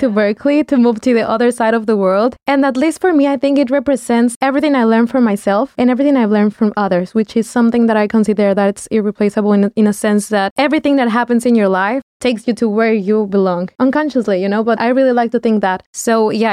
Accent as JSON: {"language": "English", "country": "Mexico", "first_language": "Spanish", "second_language": "English", "moved": "as an adult", "lives_now": "Valencia, Spain", "said": "And I am from Mexico."}